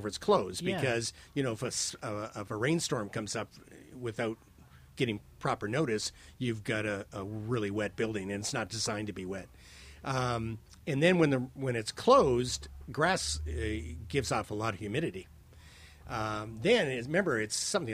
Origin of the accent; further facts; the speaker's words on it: Windsor, Ontario, Canada; now in Toronto, Canada; I grew up in Windsor. It was a hotbed of University of Michigan.